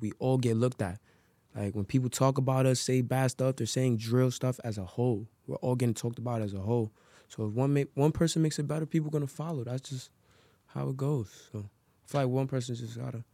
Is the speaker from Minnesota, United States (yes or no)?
no; New York City, New York, United States; I'm from Harlem, New York